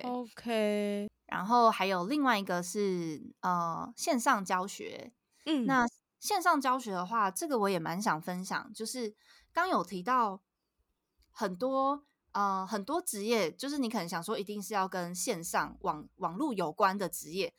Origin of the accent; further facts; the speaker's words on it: Kaohsiung, Taiwan; now in Puli, Taiwan; 像我在高雄，我是高雄人，然后我现在住是。在埔里